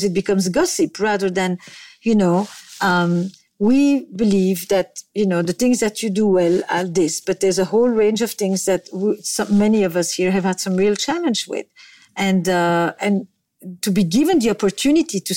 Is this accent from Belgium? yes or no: yes; Belgium; moved away; I come from Belgium